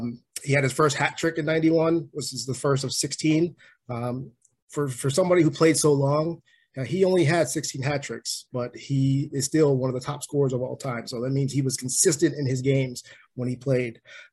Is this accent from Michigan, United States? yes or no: no; Pittsburgh, Pennsylvania, United States; I'm from Pittsburgh